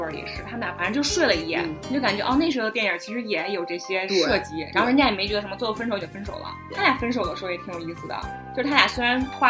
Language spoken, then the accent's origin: Chinese; Beijing, China; 我们都是北京人，